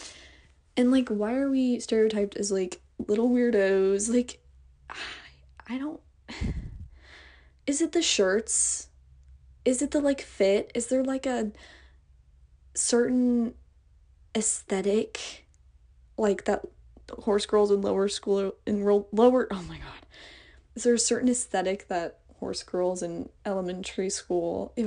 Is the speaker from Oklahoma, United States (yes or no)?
yes; Oklahoma, United States; I'm from Oklahoma